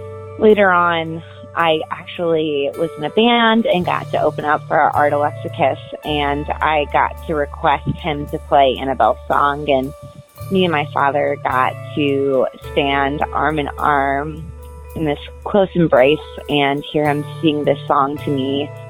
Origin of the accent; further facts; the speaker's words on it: Cleveland, Ohio, United States; I'm from Cleveland, Ohio.